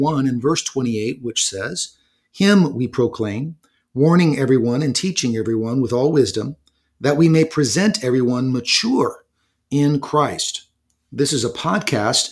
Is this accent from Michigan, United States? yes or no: no; California, United States; moved away; I'm from California